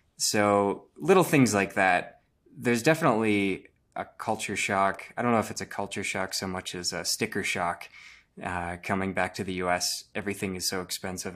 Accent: Rochester, Minnesota, United States; I'm from Rochester, Minnesota

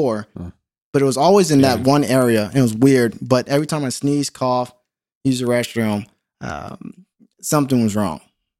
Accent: Carson, California, United States; also born or lived in Orange County; I grew up in Carson. That's where I mostly live. Went to Palmdale for a little bit. Parents got divorced when I was 11. We moved around quite a bit, and we actually moved to Orange County to live with my aunt.

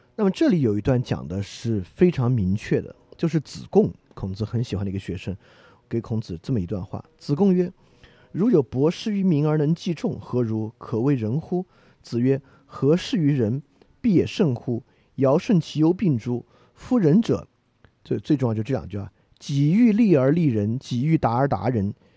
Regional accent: China; 我们中国人有一种观念啊

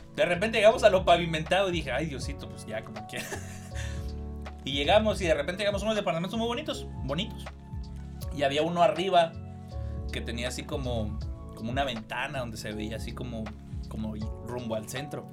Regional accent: Cuauhtémoc, Chihuahua, Mexico; moved away; yo soy de Cuauhtémoc

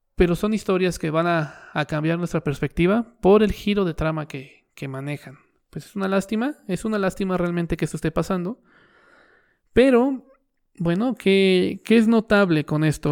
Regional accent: Mexico; yo soy un mexicano promedio

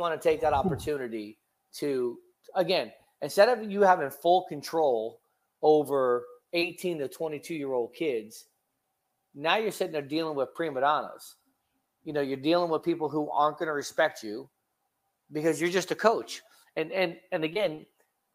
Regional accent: Rochester, New York, United States; I'm from Rochester

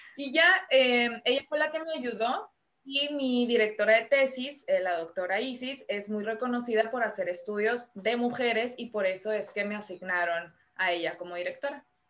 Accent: Culiacán, Sinaloa, Mexico; moved away as an adult; also born or lived in Los Angeles / Guadalajara / Madrid; now in Tijuana, Mexico; Soy sinaloense, Estoy de Culiacán, Sinaloa. Allá nací, allá viví hasta mis 25 años

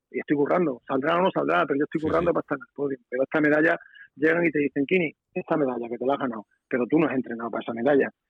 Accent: Extremadura, Spain; a mí me han tratado muy bien en mi tierra, yo la he tratado muy bien porque la quiero muchísimo y la voy a seguir queriendo, pero evidentemente que, como yo te decía, ¿no? que eh, tener un, como has pasado hace seis meses escasos, tener la medalla de Extremadura

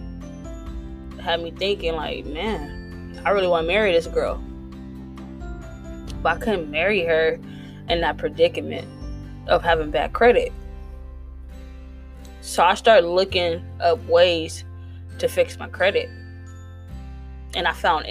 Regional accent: East Palo Alto, California, United States; I'm from East Palo Alto, California

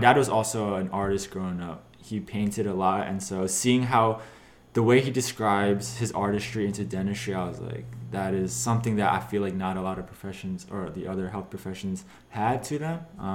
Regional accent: Philadelphia, Pennsylvania, United States; moved away as an adult; now in Pittsburgh, United States; I'm from Philadelphia

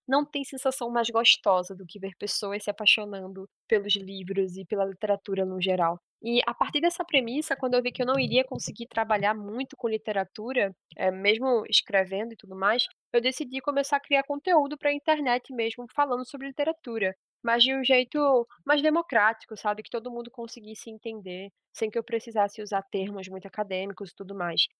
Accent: Pernambuco, Brazil; Eu sou pernambucana, tenho 22 anos

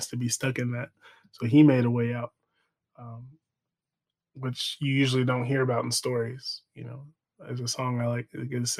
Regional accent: Texas, United States; We're from Texas

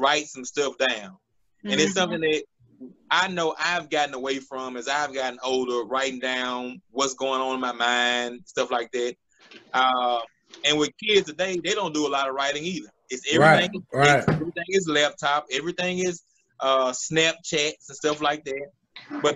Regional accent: Hazlehurst, Mississippi, United States; now in Jackson, United States; I'm originally from Hazelhurst, Mississippi. I'm here in Jackson, Mississippi right now.

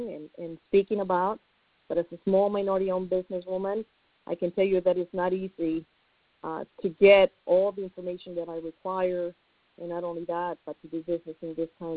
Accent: Mexico; now in San Antonio, United States; I am a resident in the United States, and I was born in Mexico

